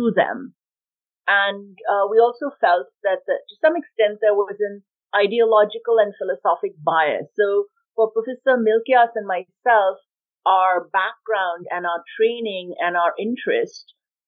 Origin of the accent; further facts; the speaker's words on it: India; moved away as an adult; now in Montreal, Canada; I grew up in India, and then I came to Montreal where I did some of my university studies